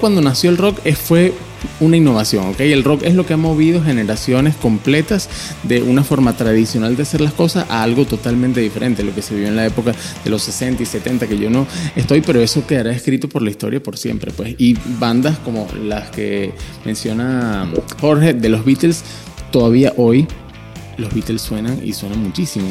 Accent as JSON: {"language": "Spanish", "country": "Venezuela", "also_born_or_lived": "Panama", "moved": "as an adult", "lives_now": "Chile", "said": "yo soy venezolano, estuve viviendo los últimos cuatro años en Panamá y desde noviembre estoy aquí en Chile"}